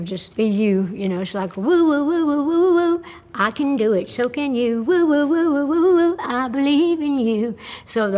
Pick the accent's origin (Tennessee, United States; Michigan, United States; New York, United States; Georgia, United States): Tennessee, United States; the people in my home state of Tennessee and the way we grew up